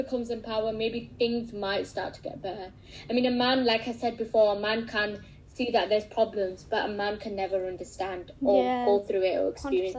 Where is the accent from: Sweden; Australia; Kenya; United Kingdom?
United Kingdom; also born or lived in Pakistan; Even though we're British Pakistanis, and when we go back to Pakistan